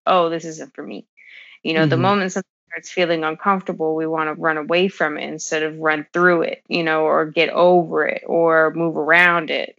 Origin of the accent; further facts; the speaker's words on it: California, United States; I grew up in Cali